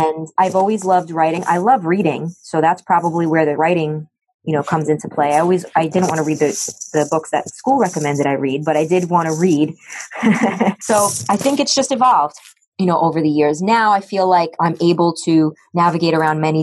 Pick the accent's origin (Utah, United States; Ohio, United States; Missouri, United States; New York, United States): New York, United States; New York City; I grew up in the Bronx